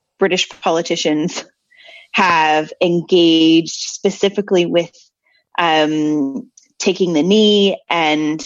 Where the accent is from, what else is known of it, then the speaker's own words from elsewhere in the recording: United States; I'm the American here